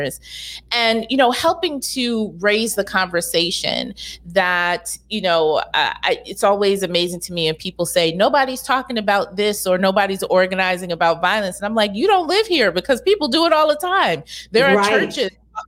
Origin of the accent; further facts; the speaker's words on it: New York City, New York, United States; I grew up here in New York and Brooklyn as well